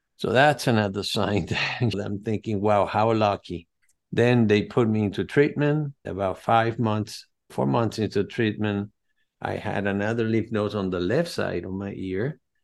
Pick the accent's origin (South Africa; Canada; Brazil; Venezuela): Venezuela; now in United States; I'm from Venezuela, from Greek parents and Spaniards, Madrid, Spain, but they migrated to Venezuela after World War Two